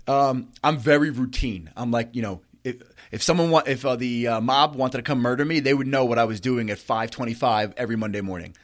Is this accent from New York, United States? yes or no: yes; Bellmore, Wantagh, Merrick, New York, United States; I grew up in Belmore, Wantaw, Merrick